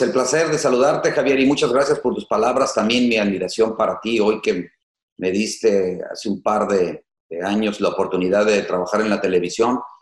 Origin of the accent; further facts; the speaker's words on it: Tepic, Nayarit, Mexico; moved away; Yo soy de Tepic, pero vengo a estudiar la, universidad